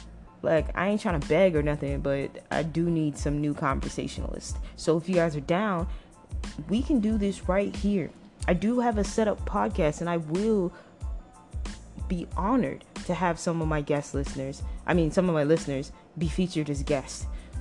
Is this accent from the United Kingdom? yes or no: no; Toronto, Ontario, Canada; also born or lived in Trinidad and Tobago; now in United States; I am from Toronto, Canada. I used to live in a very beautiful island, the island, twin islands of my parents' heritage, Trinidad and Tobago. And currently, I live in the northern part of California.